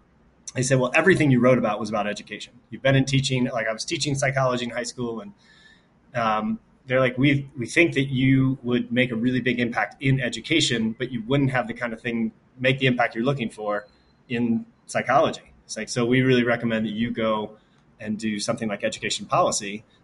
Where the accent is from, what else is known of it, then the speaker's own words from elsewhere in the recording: Nashville, Tennessee, United States; I'm from Nashville too.